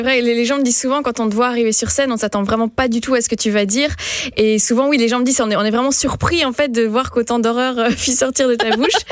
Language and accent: French; Belgium; je suis belge à la base